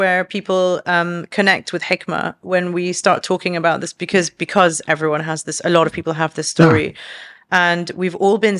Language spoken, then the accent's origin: English; London, United Kingdom; now in Dubai, United Arab Emirates; Like, even though she grew up in Canada, I grew up in London, but we had roots elsewhere.